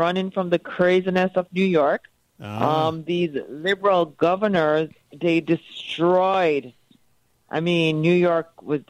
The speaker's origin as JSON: {"language": "English", "country": "Jamaica", "tie": "born or raised there", "moved": "yes", "lives_now": "Florida, United States", "said": "I grew up in Jamaica, and I grew up, you know, as you'd say, a rich Jamaican"}